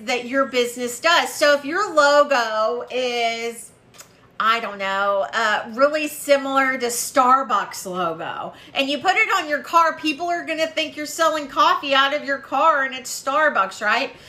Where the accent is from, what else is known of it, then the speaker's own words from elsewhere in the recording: Waco, Texas, United States; I was from Waco and I knew what Spice Village was